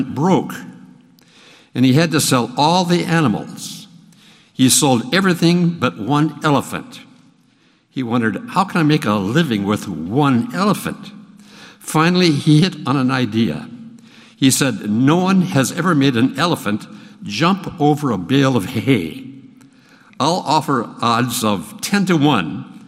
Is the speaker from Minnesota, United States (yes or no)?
yes; Minnesota, United States; now in Texas, United States; Now, I grew up in Minnesota in a Presbyterian church, which was very conservative